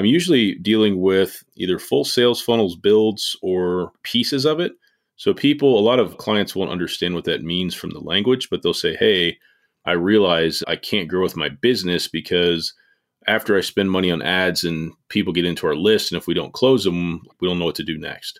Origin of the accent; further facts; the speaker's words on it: Indianapolis, Indiana, United States; now in Martinsville, United States; I'm from Indianapolis, about 35 minutes south of there now, and a little town called Martinsville.